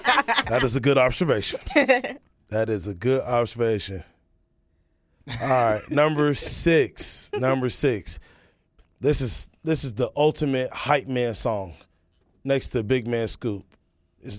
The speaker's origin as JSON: {"language": "English", "town": "Kansas City", "region": "Missouri", "country": "United States", "tie": "born or raised there", "said": "growing up in Kansas City"}